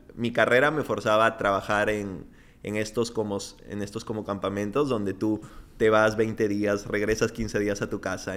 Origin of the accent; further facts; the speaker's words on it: Piura, Peru; moved away as an adult; Yo, yo crecí en Piura.